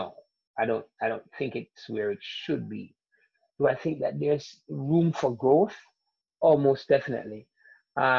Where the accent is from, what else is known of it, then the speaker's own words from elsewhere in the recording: Jamaica; moved away; also born or lived in Atlanta; growing up in Jamaica